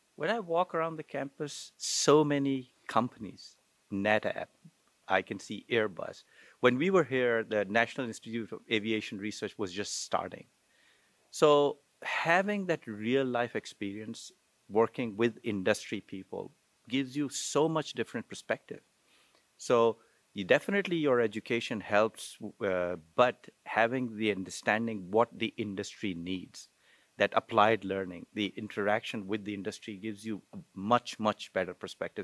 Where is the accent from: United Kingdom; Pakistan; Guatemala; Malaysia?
Pakistan; moved away as an adult; also born or lived in Wichita; I'm originally from Pakistan